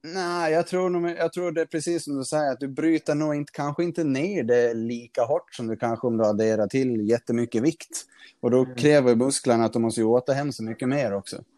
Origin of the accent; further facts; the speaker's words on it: Gotland, Sweden; now in Stockholm, Sweden; nu bor jag uppe i Stockholm, men när jag bodde hemma på Gotland